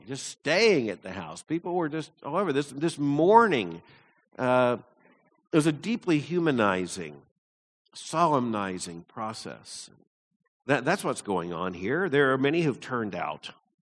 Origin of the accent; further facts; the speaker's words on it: Deep South, United States; when I was growing up in the Deep South